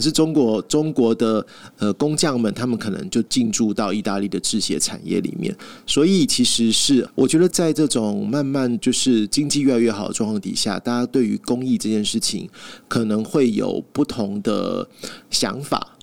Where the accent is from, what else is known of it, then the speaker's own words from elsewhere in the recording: Taiwan; 身为台湾人